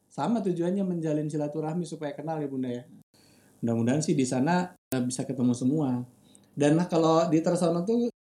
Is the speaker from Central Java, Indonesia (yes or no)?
yes; Semarang, Central Java, Indonesia; Saya sebagai orang Semarang jarang banget ngajak keluarga ke Semarang.